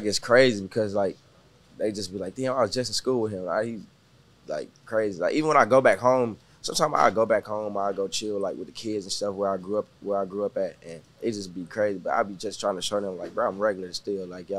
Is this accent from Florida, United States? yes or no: no; Galveston County, Texas, United States; now in Houston, United States; I ain't moved, like, to Houston until, like, 2019. But I'm from, like, Galveston County. Yeah. So I grew up there my whole life.